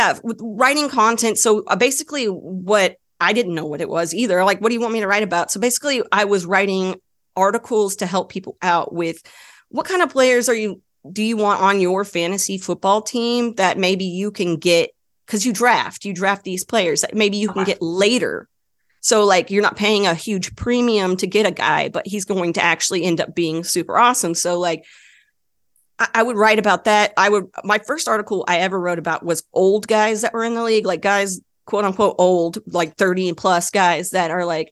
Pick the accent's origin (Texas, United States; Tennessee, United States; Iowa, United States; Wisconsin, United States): Texas, United States; Dallas; I grew up in the Dallas area, Dallas Cowboys fan.